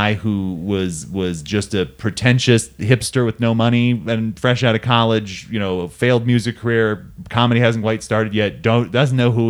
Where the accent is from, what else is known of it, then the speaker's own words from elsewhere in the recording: Simi Valley, California, United States; my hometown